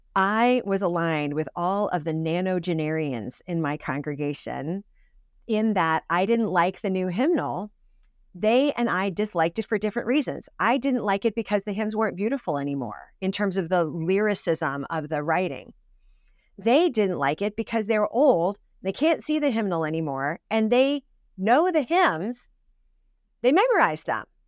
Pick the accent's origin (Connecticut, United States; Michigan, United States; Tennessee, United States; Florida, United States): Connecticut, United States; Suffield; I grew up in Suffield, Connecticut